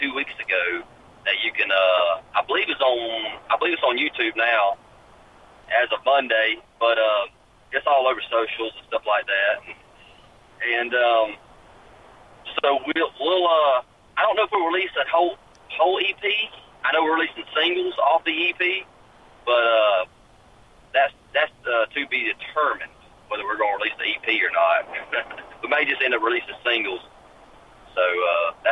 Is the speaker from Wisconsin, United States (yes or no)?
no; South Georgia, United States; now in Nashville, United States; I'm right on the line of South Georgia and Middle Georgia